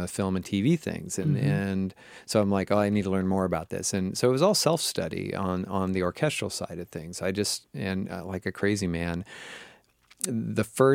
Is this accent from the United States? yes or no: yes; Seattle, Washington, United States; I grew up in the Seattle area, up in Washington State